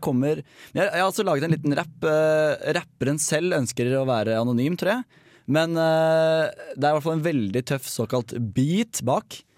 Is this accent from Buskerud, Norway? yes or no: yes; Hønefoss, Buskerud, Norway; Hønefoss, der jeg kommer fra.